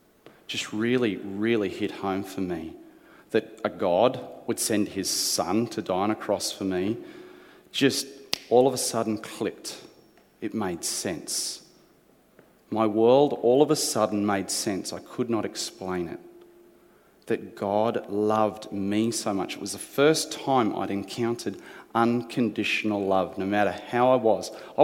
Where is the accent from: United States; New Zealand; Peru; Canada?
New Zealand; born there; To give you an explanation, I was born in New Zealand. That's right, the good country over there that does union really well.